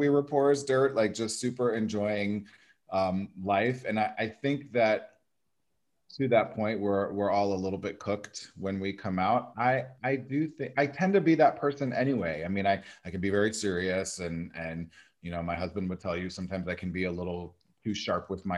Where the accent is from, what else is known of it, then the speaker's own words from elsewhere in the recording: Nebraska, United States; moved away as an adult; also born or lived in Des Moines, Iowa / Chicago; now in Los Angeles, United States; I grew up in Nebraska and I live in Los Angeles now.